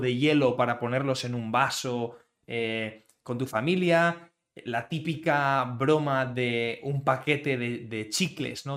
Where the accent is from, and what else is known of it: Spain